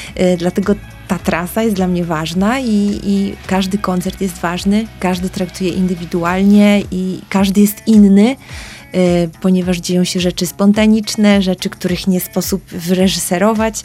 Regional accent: Piotrków Trybunalski, Łódź Voivodeship, Poland; also born or lived in Tokyo; wyjechałam z Piotrkowa Trybunalskiego do Tokio

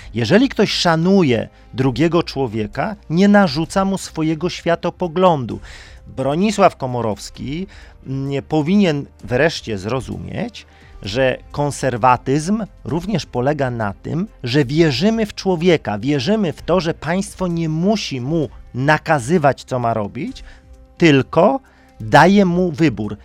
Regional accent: Silesian Voivodeship, Poland; Jestem ze Śląska

